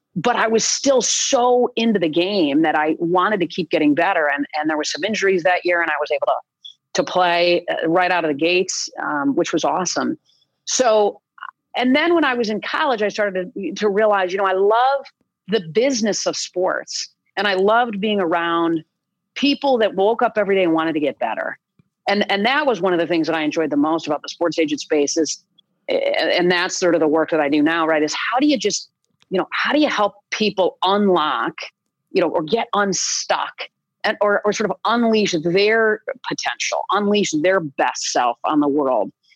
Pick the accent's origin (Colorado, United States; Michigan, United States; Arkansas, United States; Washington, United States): Michigan, United States; East Lansing; I grew up in East Lansing, Michigan